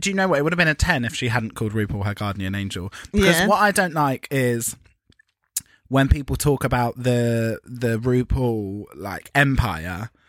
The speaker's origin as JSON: {"language": "English", "country": "United Kingdom", "said": "as British people"}